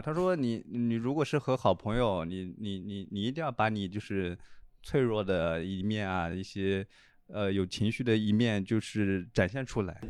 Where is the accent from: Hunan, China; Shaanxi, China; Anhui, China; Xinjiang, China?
Anhui, China; now in Shanghai, China; 我们老家安徽那边也是就是很喜欢请客